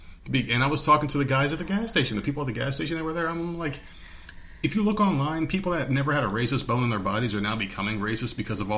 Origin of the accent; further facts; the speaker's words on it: New Jersey, United States; Where I grew up in New Jersey, people had money and they were buying.